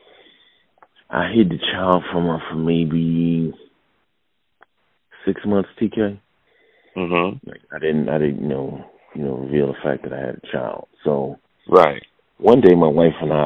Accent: Philadelphia, Pennsylvania, United States; I'm from Philadelphia

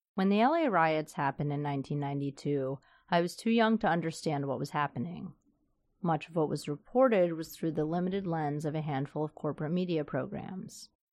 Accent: the South, United States; moved away; I grew up in the South

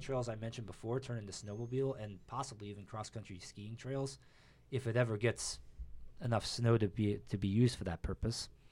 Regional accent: North Ridgeville, Ohio, United States; North Ridgeville, my hometown

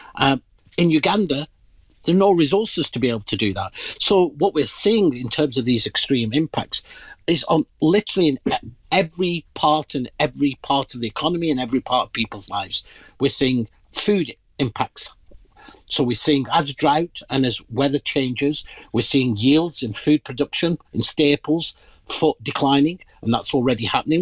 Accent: Pakistan; moved away; I'm originally from the Indian subcontinent. Uh, in my country of origin, Pakistan

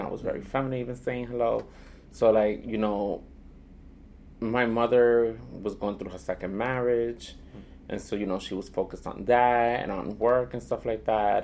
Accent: New York City, New York, United States; also born or lived in Boston / Dominican Republic; I was born and raised here in Manhattan. Um, back then it was called Spanish Harlem. Mm. Now it's called East Harlem

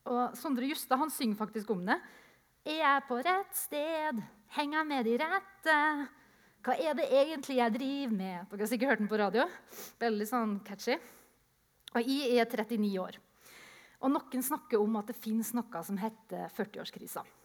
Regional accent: Japan; jeg vokste opp i Japan, så jeg ser for meg en misjonærkonferanse

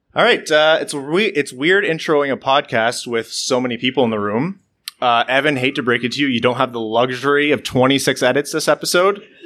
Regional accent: Windsor, Ontario, Canada; I grew up in Windsor

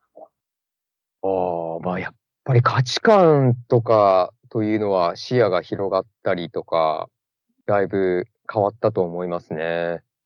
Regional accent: Matsumoto, Nagano, Japan; moved away as an adult; now in Orange County, United States; 僕は長野県松本市出身ですね

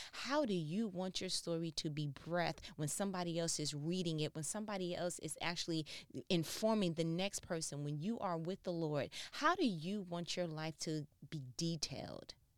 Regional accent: New York, United States; I'm from New York

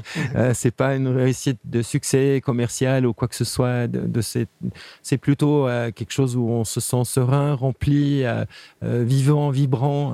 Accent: Geneva, Switzerland; je suis né à Genève

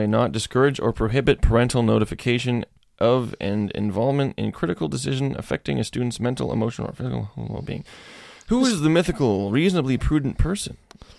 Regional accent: Florida, United States; I'm from Florida. I don't know how being gay works.

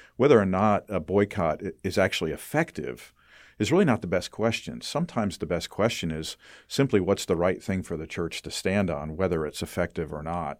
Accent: United States; I as an American grow up with the perspective of whatever works is okay

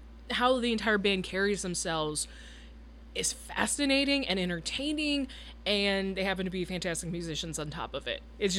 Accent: Michigan, United States; now in Nashville, United States; Detroit, Michigan, my home state.

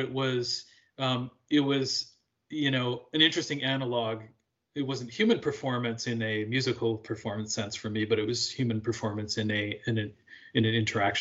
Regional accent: Alberta, Canada; also born or lived in Quebec; now in Chicago, United States; I grew up in Western Canada in Alberta

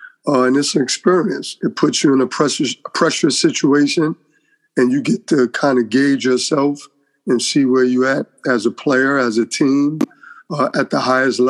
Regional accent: New York, United States; Yes, I'll tell everyone, you know, New York made me just that competitive environment every day.

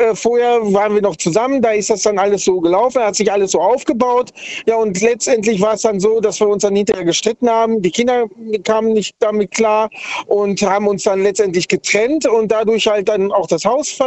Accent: Sindelfingen, Baden-Württemberg, Germany; Ich komme aus Sindelfingen.

